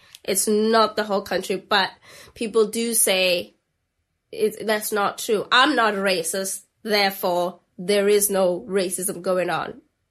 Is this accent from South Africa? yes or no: yes; South Africa; now in United Kingdom; I'm not from here. So my kind of perception of racism, of history in the United Kingdom is so completely different. I am South African.